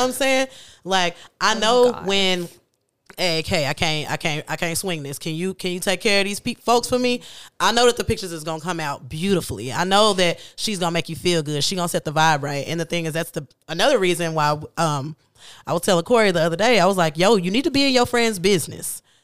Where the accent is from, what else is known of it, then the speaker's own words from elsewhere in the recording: Kansas City, United States; I'm from Kansas City